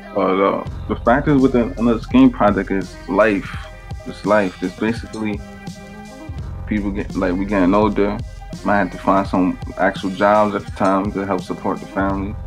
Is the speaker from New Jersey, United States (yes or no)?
yes; Bayonne, New Jersey, United States; But I was always from Bayonne. Now I'm back in Bayonne